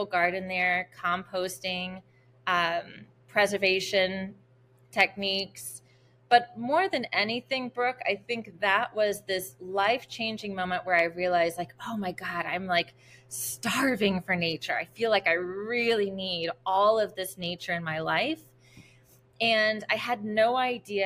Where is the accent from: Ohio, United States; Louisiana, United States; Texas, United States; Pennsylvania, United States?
Louisiana, United States; New Orleans; also born or lived in New York City; born and raised in New Orleans